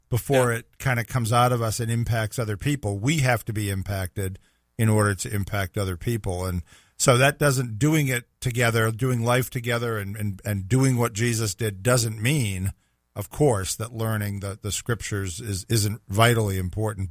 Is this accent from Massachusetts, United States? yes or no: yes; Boston, Massachusetts, United States; now in Jacksonville, United States; I'm from Boston, that I'm a Patriots fan